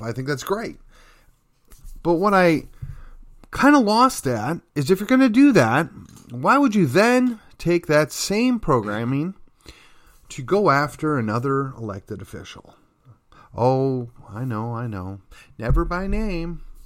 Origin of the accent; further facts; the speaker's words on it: McKinney, Texas, United States; my hometown, Uh, that would be McKinney, Texas